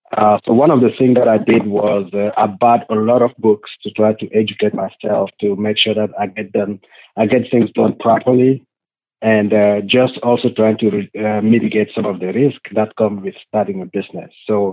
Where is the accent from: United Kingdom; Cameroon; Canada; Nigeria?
Cameroon; I was born in Cameroon, Africa.